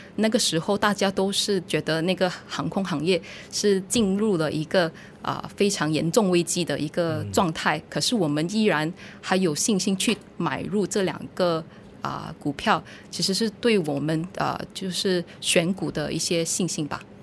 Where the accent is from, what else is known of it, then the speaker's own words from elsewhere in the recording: Malaysia; 我们是比土生土长的马来西亚人